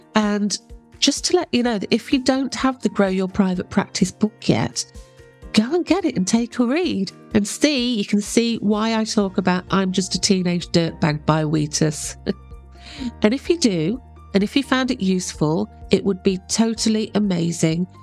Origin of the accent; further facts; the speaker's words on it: England, United Kingdom; I'm English